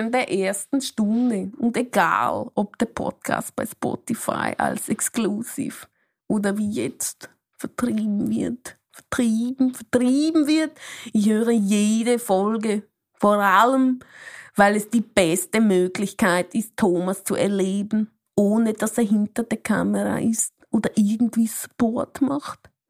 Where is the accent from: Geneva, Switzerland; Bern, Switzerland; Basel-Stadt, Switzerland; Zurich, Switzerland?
Basel-Stadt, Switzerland; Basel; ich komme aus Basel und ich weiß nicht.